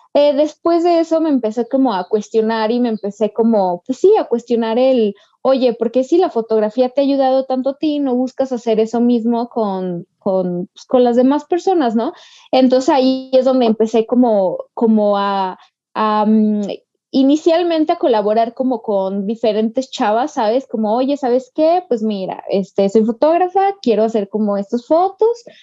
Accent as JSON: {"language": "Spanish", "region": "Aguascalientes", "country": "Mexico", "said": "yo soy de Aguascalientes"}